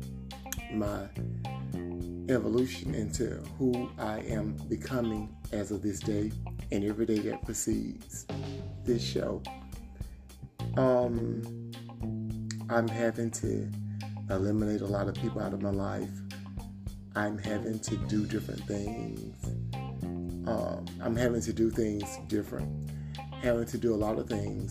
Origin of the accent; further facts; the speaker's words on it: Georgia, United States; I live in the South. I'm actually from Georgia.